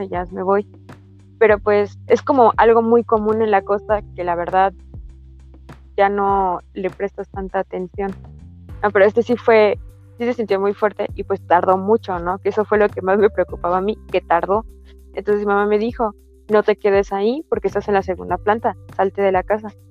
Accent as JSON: {"language": "Spanish", "town": "Tapachula", "region": "Chiapas", "country": "Mexico", "moved": "yes", "said": "soy de Tapachula"}